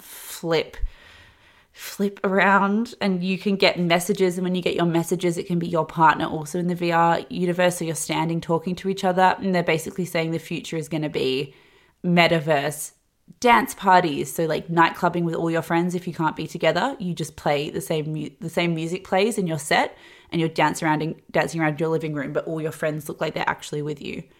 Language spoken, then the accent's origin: English; Australia; growing up in Australia and the time I did